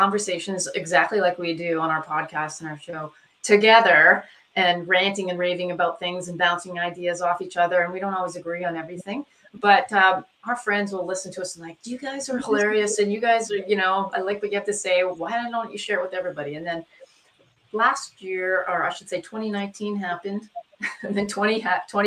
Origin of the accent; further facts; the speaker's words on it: Canada; moved away as an adult; also born or lived in Saskatoon, Saskatchewan / Edmonton, Alberta; now in Oregon, United States; We both were born and raised in Canada, met at medical school in Saskatoon, Saskatchewan, University of Saskatchewan